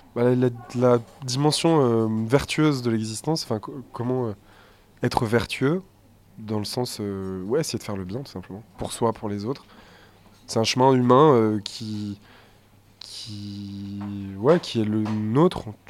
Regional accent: Saint-Étienne, Auvergne-Rhône-Alpes, France; notre mère vit à Terre Noire encore, dans notre, la maison d'enfance dans laquelle on a grandi

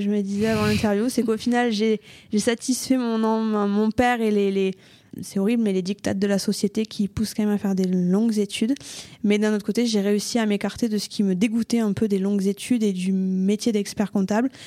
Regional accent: Toulouse, Occitania, France; Je suis née à Toulouse de parents euh, pas forcément toulousains euh, qui étaient un peu partout en France et j'ai vécu à Toulouse, j'ai grandi à Toulouse et pour l'instant je suis restée euh, sur Toulouse.

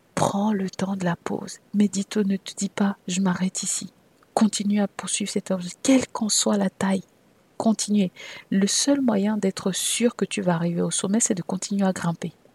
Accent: Cameroon; moved away as an adult; also born or lived in France / Saint Petersburg; je suis née au Cameroun et que j'ai eu une bonne partie de mon enfance et d'ailleurs de ma début de vie d'adulte au Cameroun, puisque je suis arrivée en France pour les, pour les études euh, universitaires

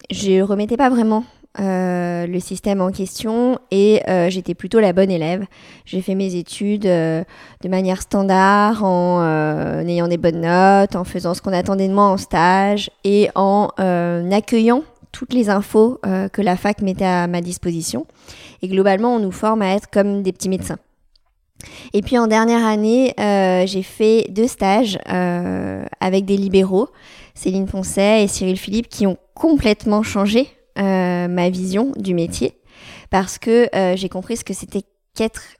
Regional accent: Lyon, Auvergne-Rhône-Alpes, France; je suis sage-femme, j'ai 32 ans, je suis lyonnaise, je suis née à Lyon, j'ai fait mes études à Lyon

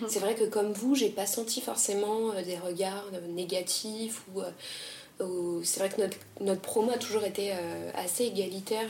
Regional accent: France; on est française

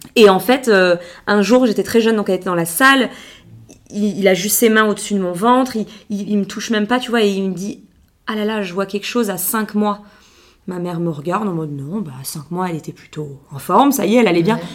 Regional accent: Biarritz, Nouvelle-Aquitaine, France; born or raised there; moved away as an adult

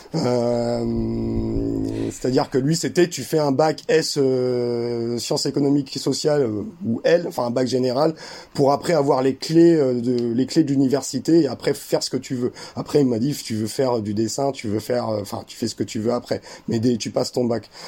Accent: France; Mon, ma mère est allemande, mon père est algérien, et moi, je suis, euh, je suis né en France.

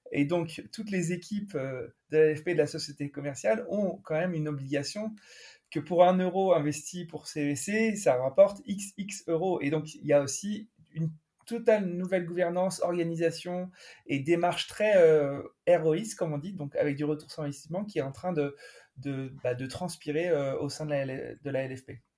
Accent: France; on est français

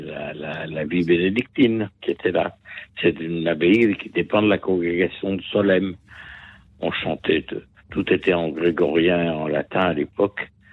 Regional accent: Lyon, Auvergne-Rhône-Alpes, France; also born or lived in Savoie; Je suis lyonnais

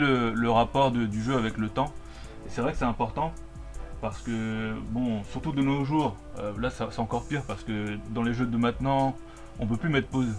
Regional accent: Colombia; moved away; en Colombie, là d'où je viens

